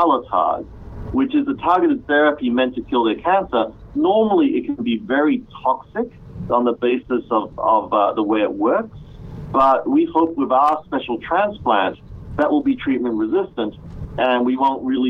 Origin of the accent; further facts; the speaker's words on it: Australia; moved away as an adult; also born or lived in Malaysia / Cambridge, Massachusetts; now in United States; I was actually born in Malaysia, but grew up in Australia, which kind of explains a bit of my accent